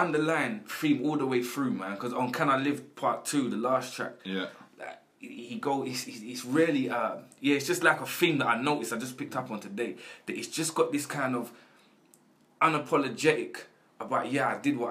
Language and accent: English; London, United Kingdom; I grew up in South London my whole life.